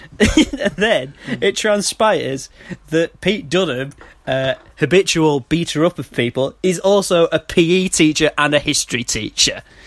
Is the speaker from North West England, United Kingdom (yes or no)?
yes; Manchester, North West England, United Kingdom; I'm from Manchester